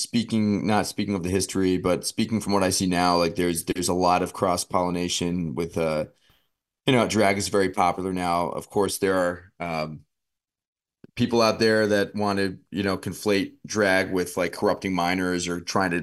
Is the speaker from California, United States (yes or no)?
no; Queens, New York, United States; You know, I'm a New York boy. I'm from Queens. You know, my family, my grandma are from Jackson Heights.